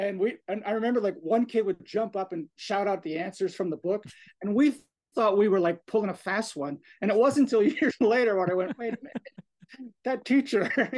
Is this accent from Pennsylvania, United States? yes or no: yes; Orefield, Pennsylvania, United States; I grew up in Orfield. I walk, Parkland was like a walk away.